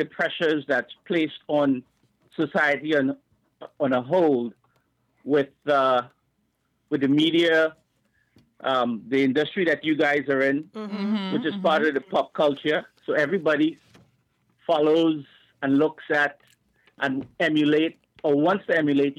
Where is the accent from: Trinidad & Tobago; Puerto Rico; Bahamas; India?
Trinidad & Tobago; from Trinidad